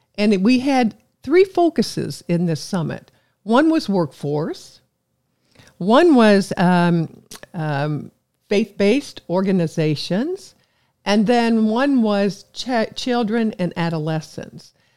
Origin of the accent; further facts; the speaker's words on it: Evansville, Indiana, United States; I love my hometown, Evansville